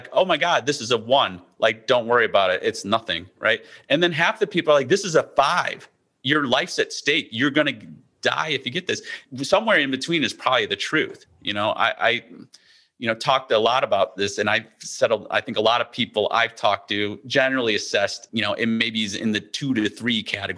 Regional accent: Midwest, United States; now in East Coast, United States; I grew up in the Midwest where we did, you know, tornado drills.

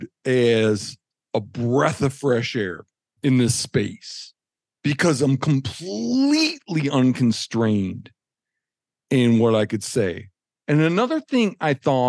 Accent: Michigan, United States; growing up in Michigan

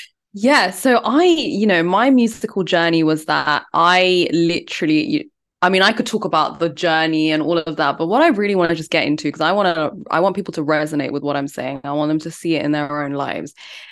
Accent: India; because I'm Indian. I come from a very academic family and no one has done any music or anything like that.

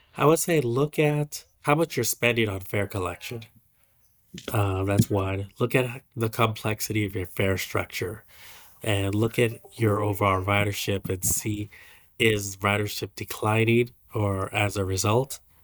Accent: San Francisco Bay Area, California, United States; now in Hawaii, United States; I'm from the Bay Area

